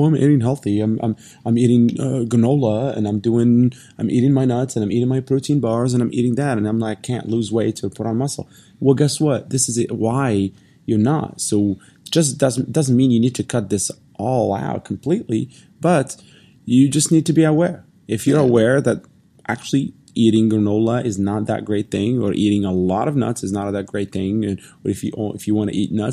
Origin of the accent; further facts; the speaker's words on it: Morocco; moved away; when I grew up in Morocco